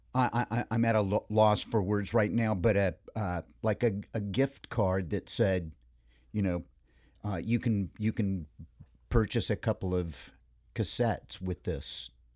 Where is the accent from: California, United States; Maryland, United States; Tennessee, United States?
California, United States; Hermosa Beach; I, uh, spent about eighteen years in Hermosa Beach. Hermosa Beach, Redondo Beach, the South Bay, the, the three beaches there.